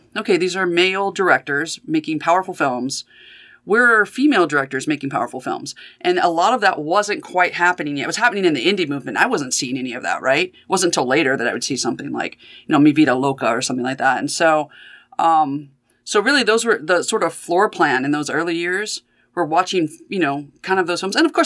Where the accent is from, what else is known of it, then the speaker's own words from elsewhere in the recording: Mathis, Texas, United States; moved away as an adult; also born or lived in Athens, Ohio; now in Cincinnati, United States; growing up in Mathis, Texas